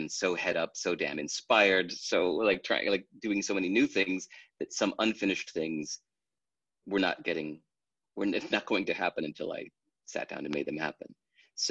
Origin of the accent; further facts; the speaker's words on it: United States; Growing up in America